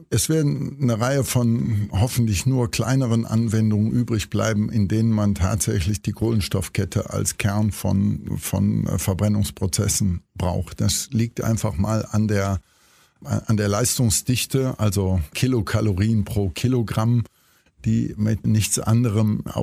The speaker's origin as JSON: {"language": "German", "town": "Cologne", "region": "North Rhine-Westphalia", "country": "Germany", "said": "also ich bin auch Kölner, haben Sie daraus schon entnehmen können"}